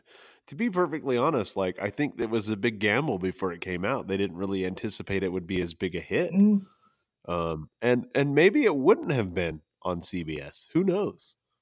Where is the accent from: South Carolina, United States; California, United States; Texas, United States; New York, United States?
California, United States; San Francisco; My hometown team, the San Francisco 49ers, just won their way to the championship game